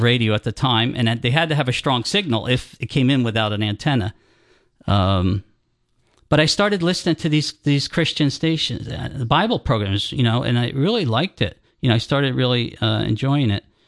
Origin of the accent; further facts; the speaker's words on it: New Jersey, United States; moved away as an adult; also born or lived in Colorado / Florida / Georgia; grew up in New Jersey.